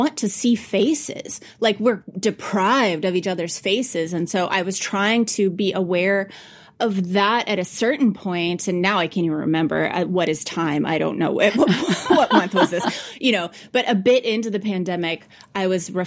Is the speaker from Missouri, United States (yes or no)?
yes; Farmington, Missouri, United States; Farmington, Missouri, which is actually my hometown